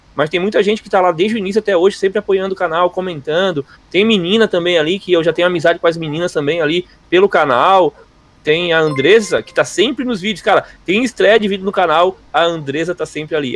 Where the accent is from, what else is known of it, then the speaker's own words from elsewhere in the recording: Florianópolis, Santa Catarina, Brazil; Eu sou de Floripa, não sou gaúcho